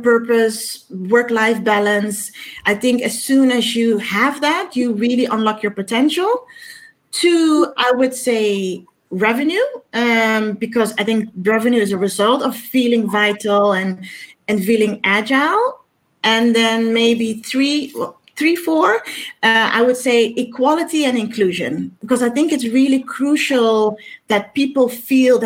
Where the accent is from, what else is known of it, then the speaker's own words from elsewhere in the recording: Amsterdam, North Holland, Netherlands; Born and raised in Amsterdam